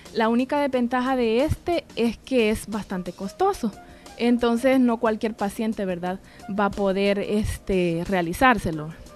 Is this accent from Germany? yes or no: no; El Salvador; como buenos salvadoreños